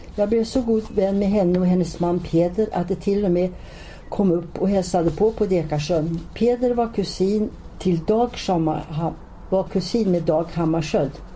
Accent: Norrland, Sweden; accent: Norrland dialect; moved away; also born or lived in Stockholm; min norrländska dialekt

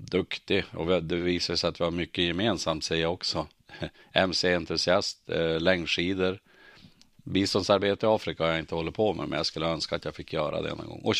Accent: Örnsköldsvik, Västernorrland County, Sweden; Jag är uppvuxen och boende i Öviks kommun. 59 år har jag bott där.

